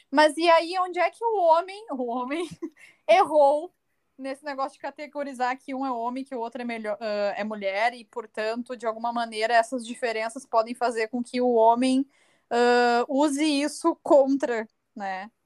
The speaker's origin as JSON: {"language": "Portuguese", "country": "Brazil", "said": "eu posso me reconhecer como uma brasileira"}